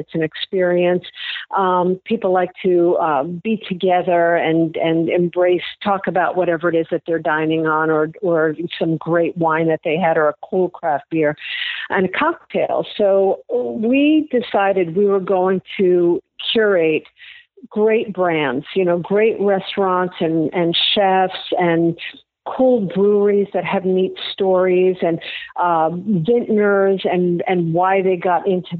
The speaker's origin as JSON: {"language": "English", "town": "New York City", "region": "New York", "country": "United States", "moved": "yes", "lives_now": "St. Petersburg, United States", "said": "I'm from New York, mm-hmm. and I'm from the city"}